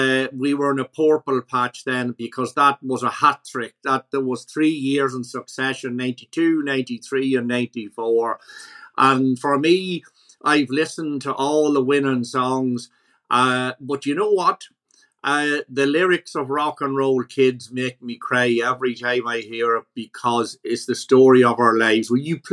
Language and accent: English; Ireland; for me as an Irish man